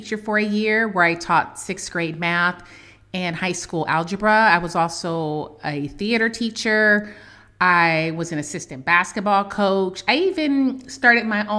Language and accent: English; Oakland, California, United States; since I was a little girl growing up in Oakland, California